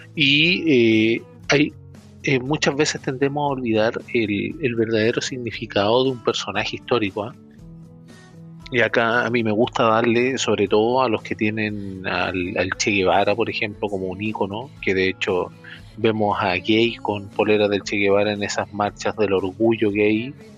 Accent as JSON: {"language": "Spanish", "country": "Chile", "said": "somos todos chilenos"}